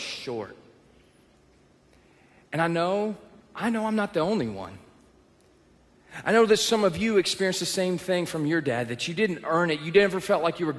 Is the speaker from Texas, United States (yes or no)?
yes; Texas, United States; moved away; I'm from the South. I grew up in Texas